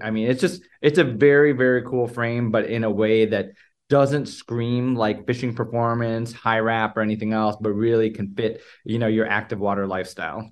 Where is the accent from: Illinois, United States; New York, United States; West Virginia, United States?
Illinois, United States; Chicago; moved away as an adult; also born or lived in Los Angeles / Newport Beach / Springfield, Missouri / Boston; originally, uh, born and raised in the Chicago area